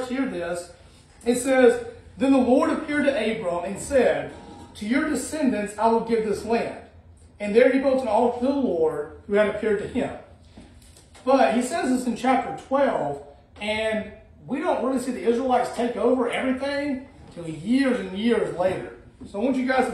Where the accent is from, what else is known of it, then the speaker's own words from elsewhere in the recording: Alabama, United States; moved away as an adult; also born or lived in Illinois; I grew up my whole life in Alabama